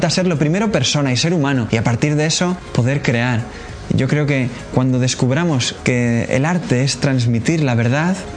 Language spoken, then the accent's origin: Spanish; Cuenca, Castilla-La Mancha, Spain; de la comunidad Siervos del Hogar de la Madre y pues soy de Cuenca. Yo conocí a esta comunidad en Cuenca en una peregrinación que hicieron a Fátima.